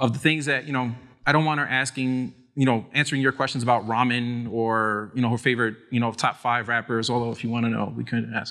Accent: New York City, New York, United States; I grew up in the Lower East Side, New York City

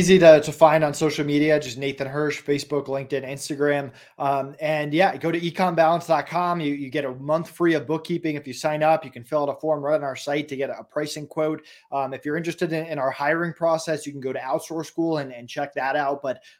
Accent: Massachusetts, United States; also born or lived in Florida; now in Colorado, United States; I'm actually from Massachusetts originally, and Colorado winters are 100 times better than Massachusetts winters.

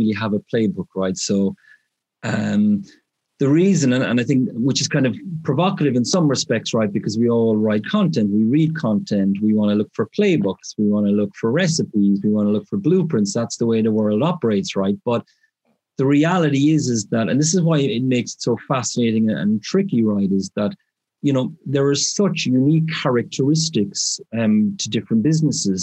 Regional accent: Ireland; moved away as an adult; now in United Kingdom; I'm from Ireland originally, as you look picked up in the accent. But I moved to the UK sort of straight out of university

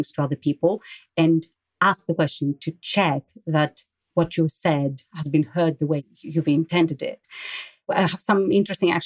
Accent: Greece; moved away as an adult; also born or lived in London / France / Athens; now in Germany; I grew up in Greece. I then moved to London with some time also being spent in France. And now I'm in Germany

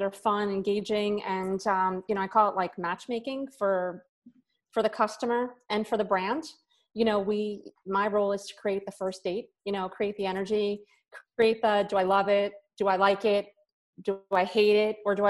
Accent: New York, United States; moved away as an adult; now in Florida, United States; I was born and raised in New York my entire life

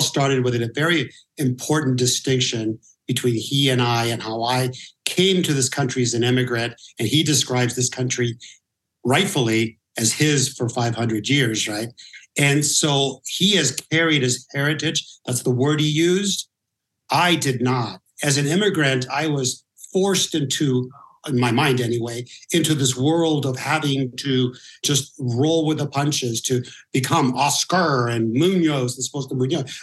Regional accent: Norwalk, California, United States; also born or lived in Huntington Beach; I grew up in Norwalk uh, for a long period of time

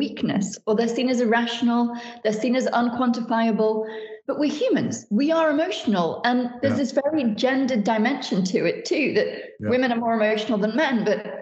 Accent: United Kingdom; so much of my work is from Britain as a Brit

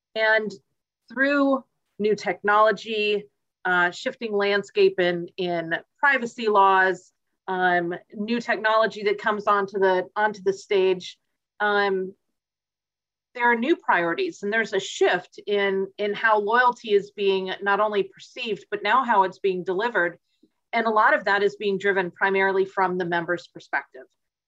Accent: Atlanta, Georgia, United States; And as I was growing up in Atlanta, clearly it was Delta.

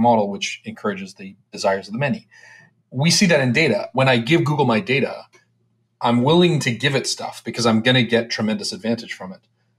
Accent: Canada; I'm a Canadian

